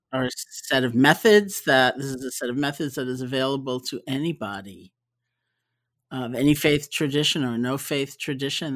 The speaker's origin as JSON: {"language": "English", "town": "New York City", "region": "New York", "country": "United States", "tie": "born or raised there", "said": "I grew up in New York City, and I'm a product of the New York City public school system"}